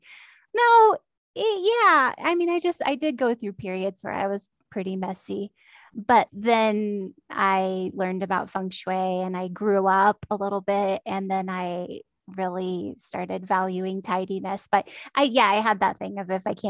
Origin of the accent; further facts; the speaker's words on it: Central Valley of California, United States; moved away; I w went home to my hometown in the Central Valley of California